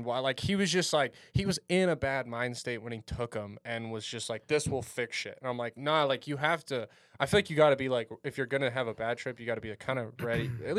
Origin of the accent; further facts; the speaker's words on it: Orange County, California, United States; I grew up in Orange County